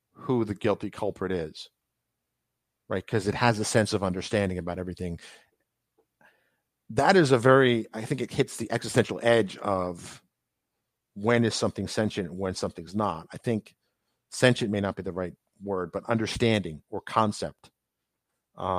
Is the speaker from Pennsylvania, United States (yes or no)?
no; New York, United States; I'm from New York